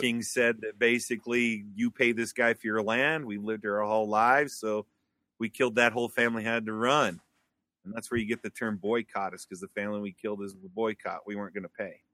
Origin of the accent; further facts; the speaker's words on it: Wyoming, United States; moved away as an adult; I came back to Wyoming in nineteen ninety-nine, two thousand. So after about ten years of being gone from Wyoming, I came back.